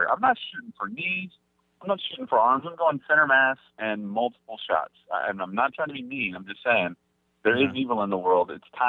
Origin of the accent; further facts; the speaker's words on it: Mesquite, Texas, United States; now in Houston, United States; I grew up in Mesquite, Texas, right next to Garland